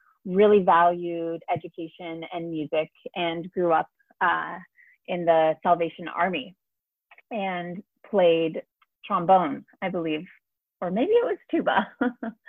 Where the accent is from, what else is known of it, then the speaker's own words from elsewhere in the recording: Brantford, Ontario, Canada; now in Toronto, Canada; I was born in Brantford, Ontario